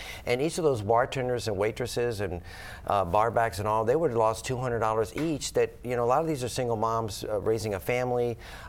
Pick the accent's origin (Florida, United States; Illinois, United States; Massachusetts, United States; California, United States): Florida, United States; Tampa; I was born and raised in Ybor City. My mom and dad were born and raised in Ybor City. My grandparents were cigar makers in Ybor City.